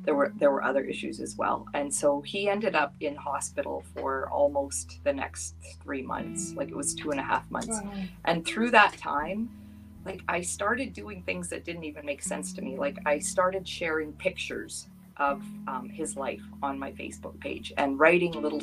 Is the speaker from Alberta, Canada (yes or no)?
yes; Duchess, Alberta, Canada; moved away as an adult; also born or lived in British Columbia; I grew up here in Dutchess. I left and moved to BC and raised my children there. And in 2014, I came back to Dutchess